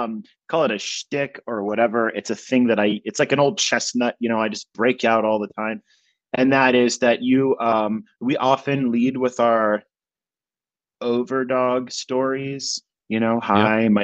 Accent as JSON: {"language": "English", "region": "New Mexico", "country": "United States", "moved": "yes", "said": "I'm from New Mexico. My parents still live there in a trailer."}